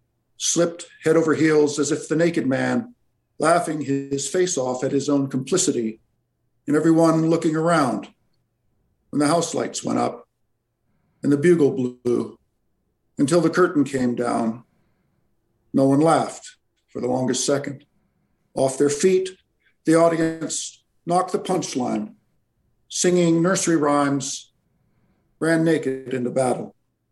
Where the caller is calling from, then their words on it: Alberta, Canada; I'm calling from Alberta, Canada.